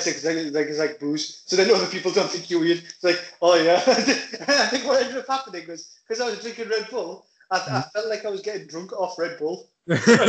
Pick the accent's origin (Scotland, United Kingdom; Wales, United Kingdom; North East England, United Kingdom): North East England, United Kingdom; Middlesbrough; I was born in Britain, in Middlesbrough, yeah. South Cleveland Hospital.